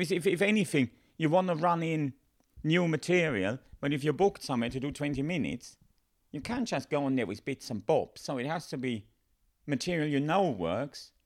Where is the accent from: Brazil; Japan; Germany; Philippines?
Germany; English is a second language; moved away as an adult; now in United Kingdom; the company I worked for back home